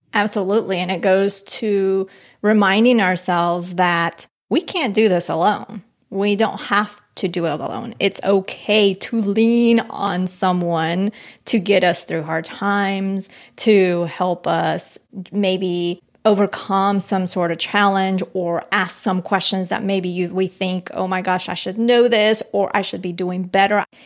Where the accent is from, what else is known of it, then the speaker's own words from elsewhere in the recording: Colombia; moved away; I'm from Colombia, from the mountains.